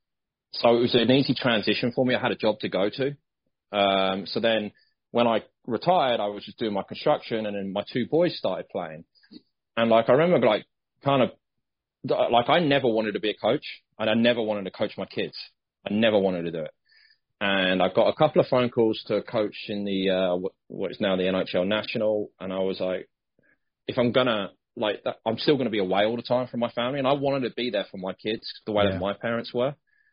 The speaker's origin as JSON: {"language": "English", "town": "Bracknell", "region": "South East England", "country": "United Kingdom", "also_born_or_lived": "Nottingham / Sheffield", "moved": "as an adult", "said": "I'm originally from Bracknell Way, and so is my wife"}